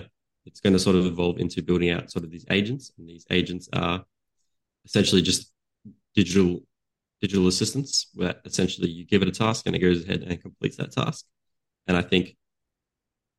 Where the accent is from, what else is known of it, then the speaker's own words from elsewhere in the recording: Australia; I had worked with a client. here in Australia. So I'm from Australia